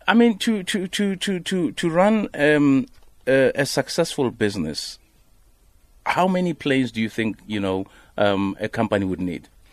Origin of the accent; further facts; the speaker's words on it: Limpopo, South Africa; I'm from Limpopo.